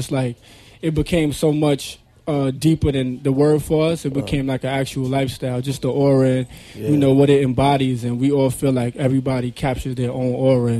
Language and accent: English; Harlem, New York, United States; yeah, you had to go there because I'm from Harlem.